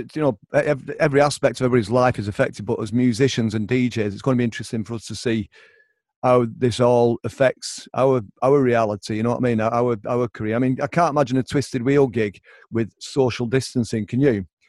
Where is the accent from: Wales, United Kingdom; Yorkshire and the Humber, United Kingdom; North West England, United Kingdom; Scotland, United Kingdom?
North West England, United Kingdom; Oldham; I'm from Oldham as well, but I very much consider myself part of the Manc thing.